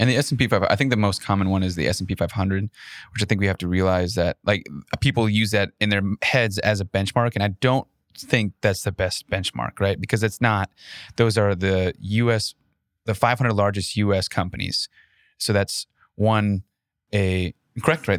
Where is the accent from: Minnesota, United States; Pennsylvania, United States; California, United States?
Minnesota, United States; moved away; I grew up in Minnesota